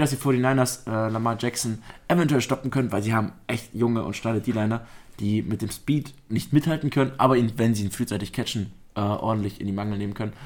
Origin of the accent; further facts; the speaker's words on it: Augsburg, Bavaria, Germany; Wir sind ja Augsburger Gebürtige